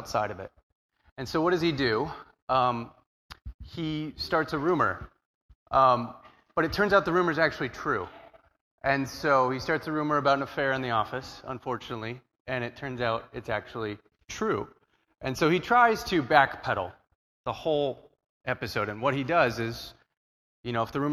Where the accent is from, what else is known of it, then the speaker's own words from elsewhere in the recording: Southern California, United States; I'm from Southern California